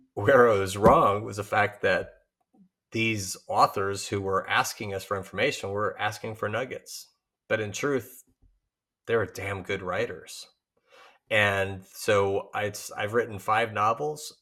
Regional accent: Chicago, Illinois, United States; Chicago, uh, my hometown

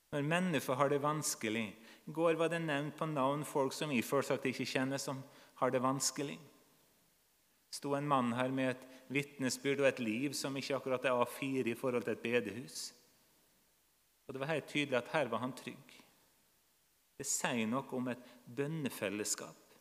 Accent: Nordmøre, Møre og Romsdal, Norway; Jeg vokste opp på Nordmøre

